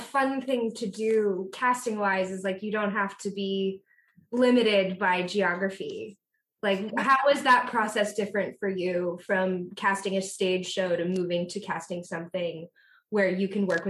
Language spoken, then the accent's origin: English; Vernon Hills, Illinois, United States; I grew up in Vernon Hills.